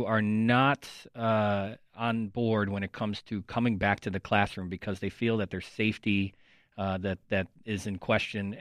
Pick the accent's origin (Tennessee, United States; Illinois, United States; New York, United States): Illinois, United States; Chicago; as a Chicagoan who has been here for the last couple of years